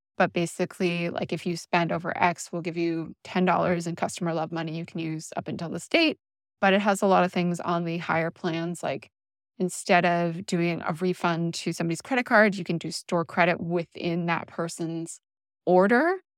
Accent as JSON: {"language": "English", "country": "Canada", "said": "I'm Canadian."}